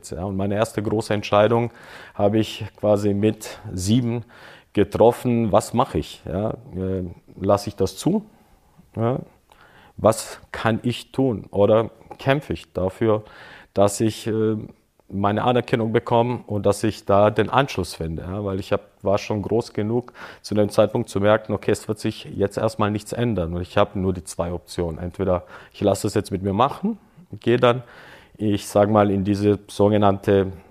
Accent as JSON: {"language": "German", "town": "Böblingen", "region": "Baden-Württemberg", "country": "Germany", "tie": "born or raised there", "also_born_or_lived": "Croatia", "moved": "yes", "said": "Ich bin ja in Deutschland groß geworden oder, oder bis dahin aufgewachsen in Böblingen."}